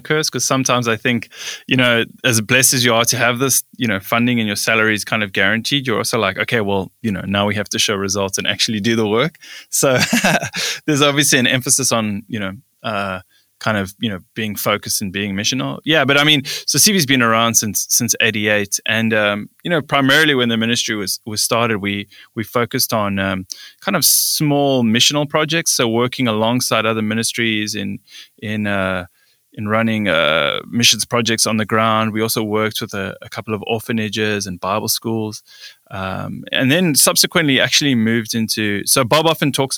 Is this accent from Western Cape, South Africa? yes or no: yes; Cape Town, Western Cape, South Africa; also born or lived in Johannesburg; born and raised in South Africa, actually born in Johannesburg, grew up in Cape Town though.